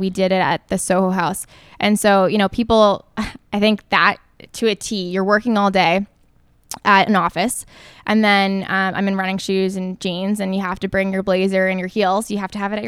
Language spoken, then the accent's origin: English; Toronto, Ontario, Canada; also born or lived in New York City; I'm from Toronto